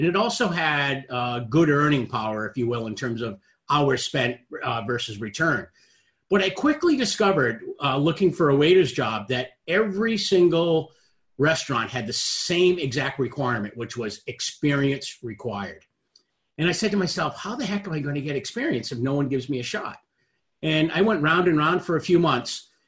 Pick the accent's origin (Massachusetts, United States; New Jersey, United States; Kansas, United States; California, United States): Massachusetts, United States; Boston; I was candidly on the couch. I'm from Boston, and I was watching the Boston Bruins play